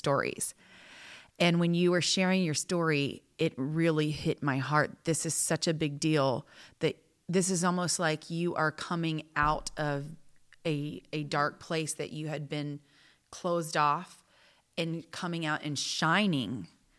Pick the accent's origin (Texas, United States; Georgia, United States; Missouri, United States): Texas, United States; we're both from Texas